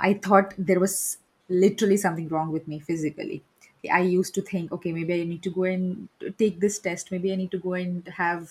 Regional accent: India; I'm from India

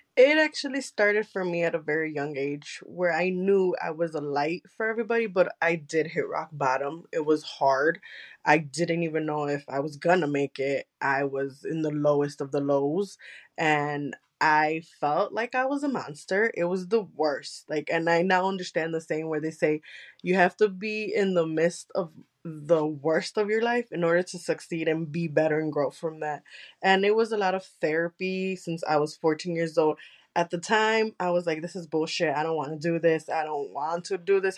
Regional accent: United States; first language Spanish; English is a second language; since I am American, my Spanish is a little bit a uh, Colombian and Mexican

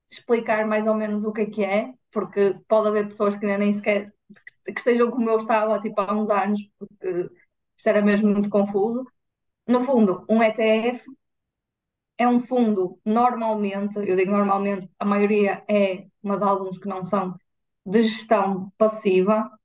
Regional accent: north of the Douro, Norte, Portugal; nós somos de, do, do, do norte, norte do Douro.

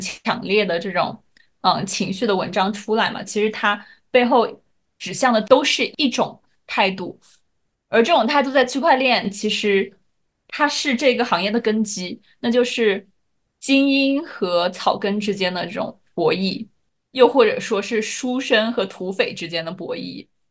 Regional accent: China; 作为中国人

